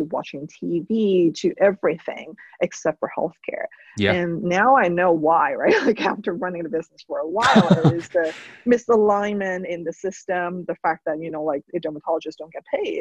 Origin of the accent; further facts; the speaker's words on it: Hong Kong; now in United States; I'm an immigrant. I grew up in Hong Kong.